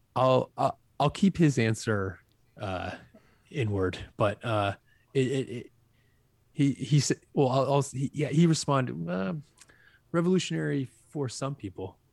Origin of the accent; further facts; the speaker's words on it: Acushnet, Massachusetts, United States; also born or lived in New Bedford, Massachusetts; I was from a Acushnet